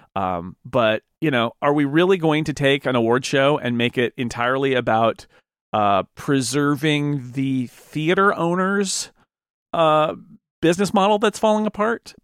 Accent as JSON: {"language": "English", "country": "United States", "said": "as, as an American"}